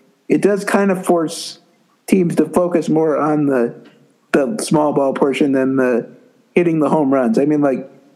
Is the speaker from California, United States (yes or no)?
no; Montana, United States; I'm from Montana. I live in Montana now